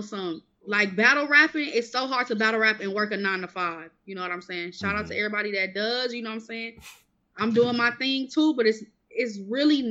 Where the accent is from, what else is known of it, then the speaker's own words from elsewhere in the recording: Milwaukee, Wisconsin, United States; accent: country; I'm from Milwaukee